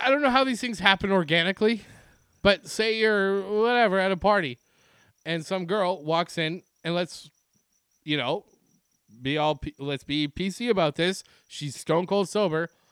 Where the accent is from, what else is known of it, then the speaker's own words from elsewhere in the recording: Ontario, Canada; growing up in Ontario, as a fan of the Montreal Canadiens